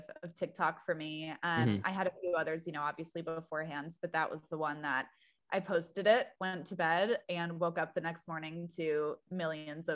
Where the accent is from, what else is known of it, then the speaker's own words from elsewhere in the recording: Petoskey, Michigan, United States; moved away as an adult; also born or lived in Wisconsin; now in Nashville, United States; I grew up in a really small town, and the town that I grew up in was Petoskey, Michigan.